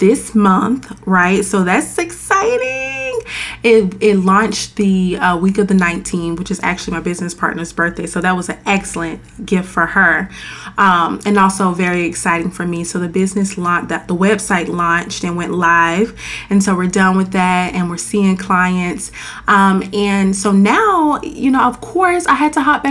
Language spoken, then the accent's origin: English; Florida, United States; moved away as an adult; now in Washington, DC, United States; I'm from Florida